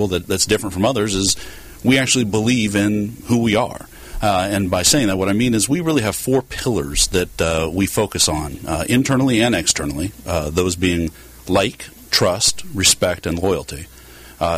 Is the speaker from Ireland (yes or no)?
no; Southern California, United States; also born or lived in Fresno; I grew up in Southern California myself